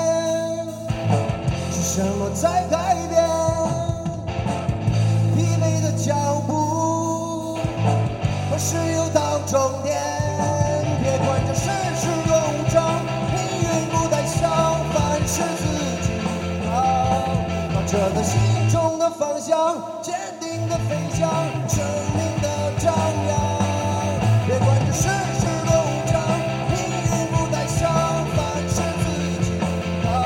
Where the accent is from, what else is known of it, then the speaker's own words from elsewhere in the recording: Xingtai, Hebei, China; 呃，我们是来自邢台的乐队，